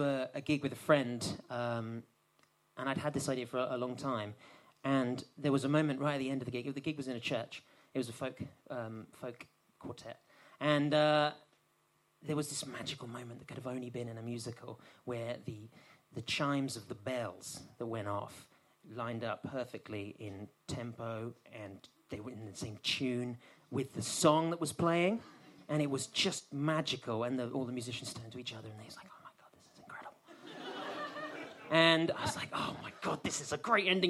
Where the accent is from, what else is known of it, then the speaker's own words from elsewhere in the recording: Suffolk, East of England, United Kingdom; now in London, United Kingdom; I'm from Suffolk. I was country born and raised.